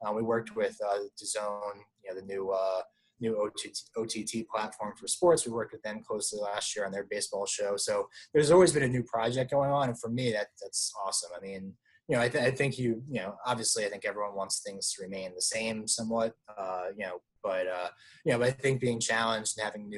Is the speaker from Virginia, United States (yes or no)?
yes; Virginia Beach, Virginia, United States; born there; I was born in Virginia Beach, not far, you know, just down the road from that. I lived there a few times.